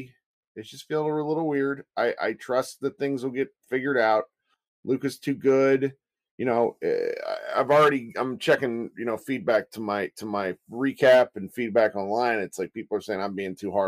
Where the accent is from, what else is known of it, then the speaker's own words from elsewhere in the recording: Kansas City, United States; I was born in Kansas City